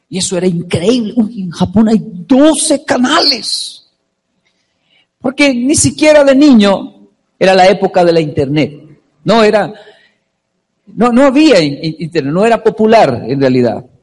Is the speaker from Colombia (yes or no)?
yes; Colombia; now in Japan; yo tengo 35 años, solo de niño en Colombia había solo, ¿qué era? Caracol, ¿cierto?